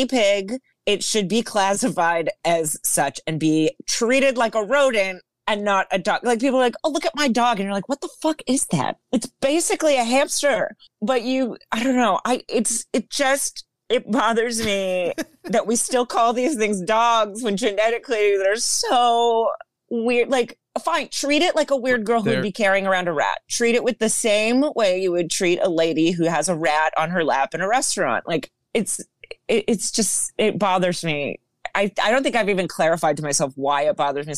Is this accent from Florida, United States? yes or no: yes; Florida, United States; I'm from Florida